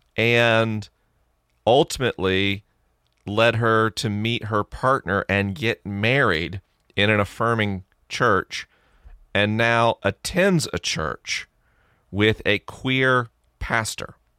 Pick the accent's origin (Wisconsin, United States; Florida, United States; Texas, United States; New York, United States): Florida, United States; Tallahassee; now in Los Angeles, United States; my hometown's Tallahassee